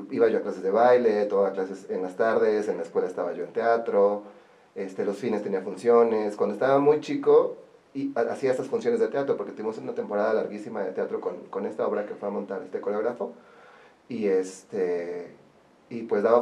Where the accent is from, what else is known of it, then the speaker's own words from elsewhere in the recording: Orizaba, Veracruz, Mexico; moved away as an adult; now in Puebla, Mexico; ya llevo más tiempo viviendo aquí que lo que viví en Orizaba. O sea, ya soy más poblano que orizabeño.